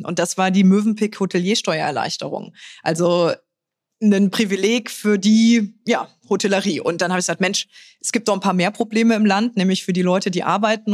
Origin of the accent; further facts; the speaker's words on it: Trier, Rhineland-Palatinate, Germany; moved away; also born or lived in Berlin; in meiner Heimat